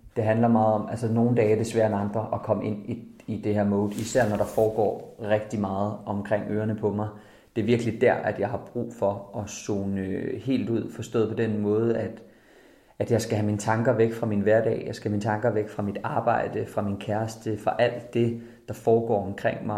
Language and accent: Danish; Jutland, Denmark; moved away; Jeg er fra Jylland af, så det er ikke på landet.